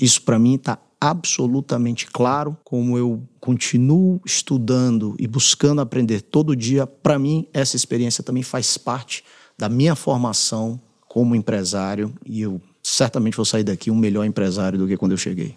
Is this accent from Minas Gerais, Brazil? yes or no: no; Fortaleza, Ceará, Brazil; moved away as an adult; also born or lived in United States; now in São Paulo, Brazil; venho do Ceará, de Fortaleza